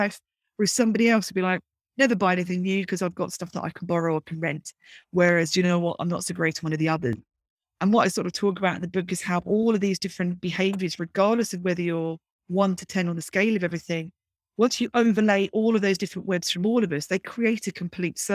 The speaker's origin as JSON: {"language": "English", "town": "Brighton", "region": "South East England", "country": "United Kingdom", "tie": "born or raised there", "said": "growing up in Brighton in the UK"}